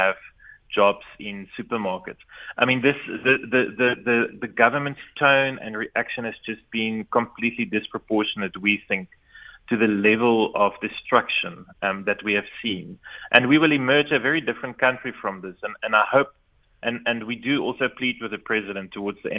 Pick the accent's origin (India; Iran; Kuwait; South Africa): South Africa; as a South African citizen